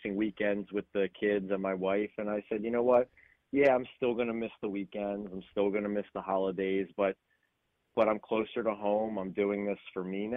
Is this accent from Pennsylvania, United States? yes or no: yes; Langhorne, Pennsylvania, United States; moved away as an adult; now in Mount Laurel, United States; I was Lower Bucks. Yeah. I grew up in Langhorne.